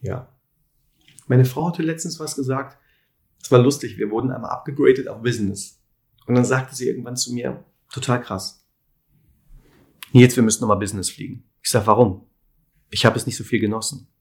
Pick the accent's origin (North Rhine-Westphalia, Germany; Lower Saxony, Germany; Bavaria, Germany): North Rhine-Westphalia, Germany; Lüdenscheid; moved away as an adult; also born or lived in Cologne; Aufgewachsen bin ich in Lüdenscheid.